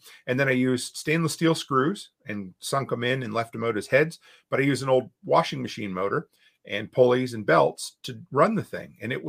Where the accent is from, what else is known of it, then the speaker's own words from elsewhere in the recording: East Coast, United States; You know, so for me, I growing up on the East Coast, you know, I grew up near the ocean.